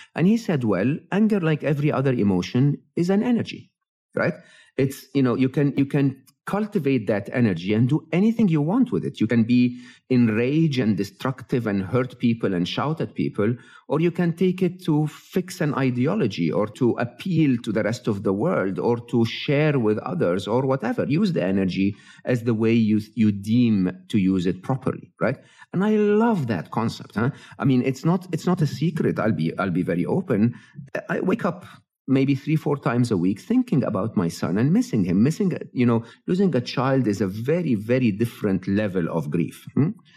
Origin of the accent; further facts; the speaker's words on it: Egypt; moved away; I'm an Egyptian, born and raised in Egypt.